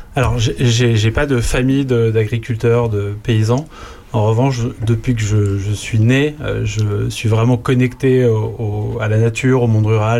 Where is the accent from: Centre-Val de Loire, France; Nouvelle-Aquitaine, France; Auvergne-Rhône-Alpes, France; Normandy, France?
Auvergne-Rhône-Alpes, France; Lyon; moved away as an adult; also born or lived in Toulouse / Paris / Germany; je suis né, j'ai grandi à Lyon, j'ai fait mes études à Lyon.